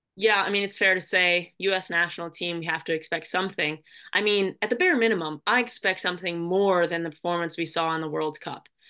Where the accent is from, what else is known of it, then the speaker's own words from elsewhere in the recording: United States; it's my home country.